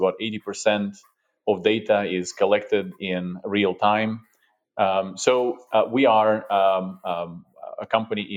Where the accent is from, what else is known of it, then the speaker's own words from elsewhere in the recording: Russia; also born or lived in Europe; now in United States; I'm originally from Russia